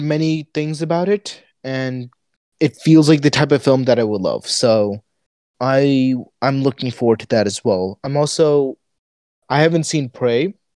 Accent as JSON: {"language": "English", "country": "United States", "tie": "born or raised there", "said": "I'm an American, like sort of teenager growing up here"}